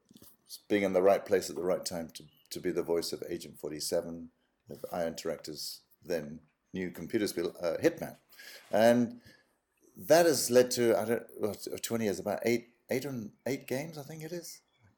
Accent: South Africa; also born or lived in United Kingdom; now in Denmark; I'm an actor born and brought up in South Africa and Britain. And so I've lived in both countries and ended up in Denmark about 28 years ago.

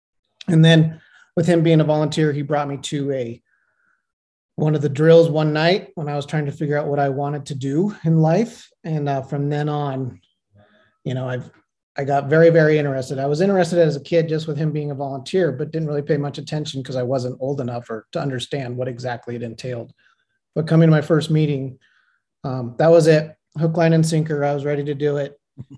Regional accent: Incline Village, Nevada, United States; So, as mentioned, I was born and raised here in Incline

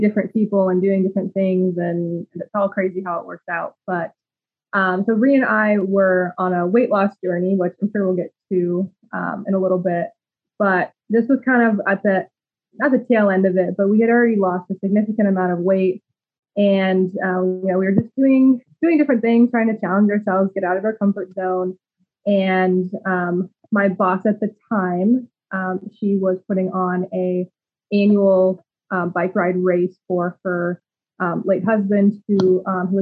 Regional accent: Denver, Colorado, United States; moved away as an adult; now in Florida, United States; from Denver, Colorado, but just recently moved to sunny Florida.

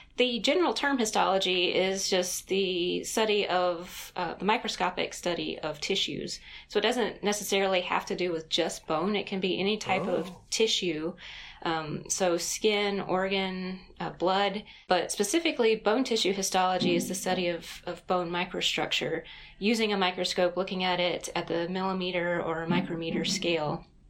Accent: Greensboro, North Carolina, United States; Greensboro, North Carolina

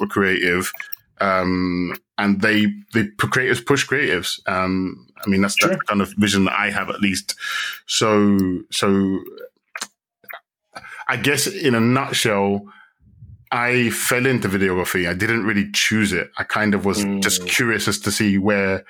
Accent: London, United Kingdom; moved away as an adult; also born or lived in Ghana; now in Madrid, Spain; born and raised in London

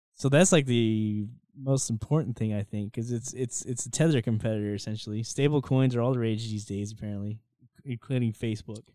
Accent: United States; as American citizens

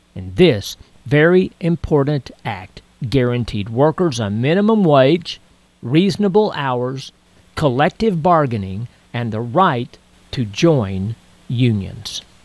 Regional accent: Texas, United States; when I was a kid growing up in Texas

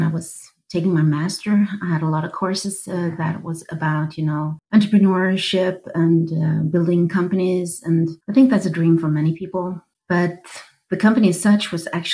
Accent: southern Sweden, Sweden; moved away as an adult; also born or lived in Stockholm, Sweden; I'm a woman from Sweden. I'm in my 50s. I was born in the south of Sweden. I was moving up to Stockholm in my 20s

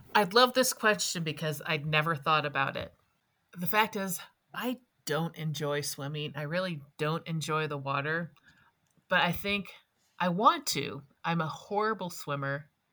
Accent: Wisconsin, United States; now in Colorado, United States; I grew up in Wisconsin

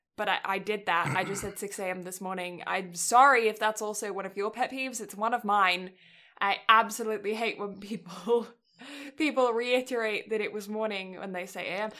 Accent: England, United Kingdom; moved away; I'm English

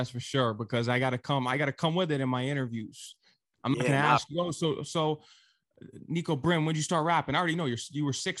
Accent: Connecticut, United States; I'm actually from Connecticut.

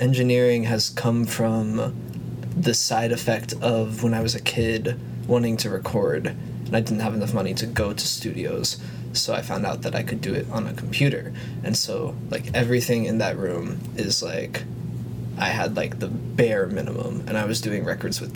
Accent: Jupiter, Florida, United States; also born or lived in West Palm Beach, Florida; I grew up around there in the Jupiter area, which is pretty much east coast of Florida, hour and a half north of Miami

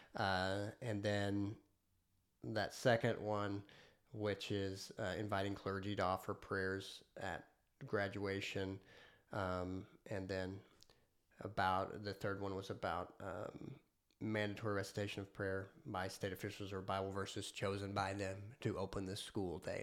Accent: United States; as an American

